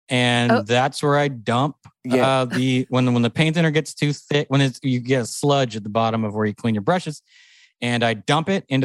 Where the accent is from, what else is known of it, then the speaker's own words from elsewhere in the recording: La Crescenta, California, United States; I'm from La Crescenta. Glendale.